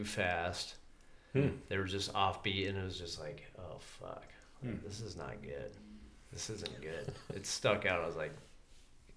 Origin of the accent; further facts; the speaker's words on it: Vail, Colorado, United States; now in San Luis Obispo, United States; I grew up in Vail, Colorado